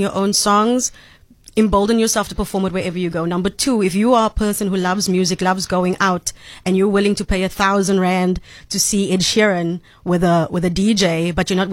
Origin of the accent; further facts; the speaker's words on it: South Africa; I'm from South Africa